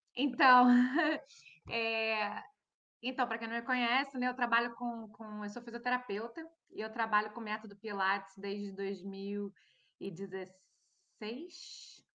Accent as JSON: {"language": "Portuguese", "country": "Brazil", "moved": "as an adult", "lives_now": "Norway", "said": "eu sou do Brasil"}